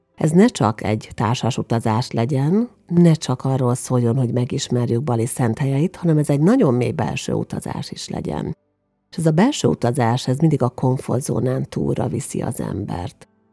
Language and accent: Hungarian; Hungary; magyarként külföldön